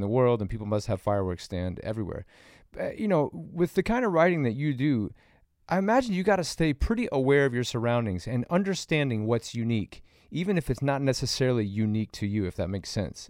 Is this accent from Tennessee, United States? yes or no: yes; Nashville, Tennessee, United States; now in California, United States; I grew up in Nashville, and growing up in the South